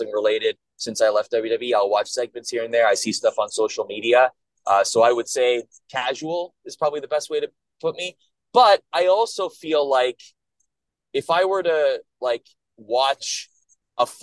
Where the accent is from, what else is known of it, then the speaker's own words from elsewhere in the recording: Canada; moved away as an adult; I grew up in Canada